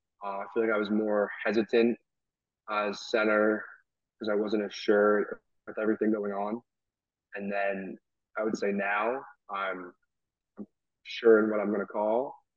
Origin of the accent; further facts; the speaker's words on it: Rhode Island, United States; I mean, they're all Patriots guys because I'm from Rhode Island.